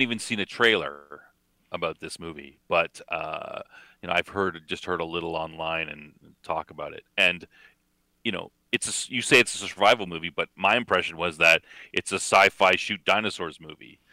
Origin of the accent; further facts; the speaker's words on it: Canada; accent: Canadian; my Canadian accent